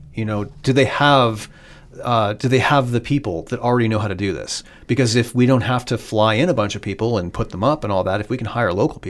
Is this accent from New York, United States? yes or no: no; Pittsburgh, Pennsylvania, United States; born there; because I was born in Pittsburgh, so it was kind of this crazy, whoa, I'm back in my birthplace